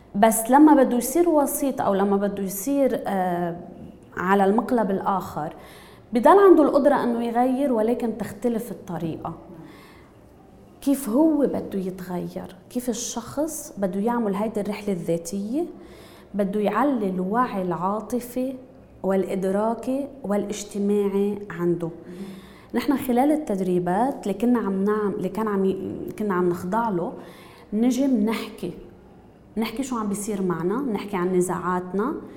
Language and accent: Arabic; Lebanon; نحن كلبنانيه